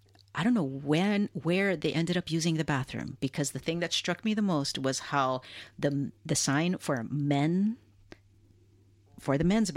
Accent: Hilo, Hawaii, United States; I had never thought, being born and raised in Hawaii, mm-hmm. and also in Hilo, Hawaii, I had never thought I would ever see any of my favorite artists live.

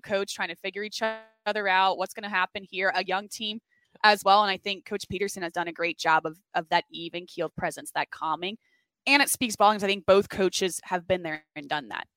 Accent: Fort Lauderdale, Florida, United States; moved away as an adult; now in Philadelphia, United States; I'm from South Florida, Fort Lauderdale, went to the University of Florida

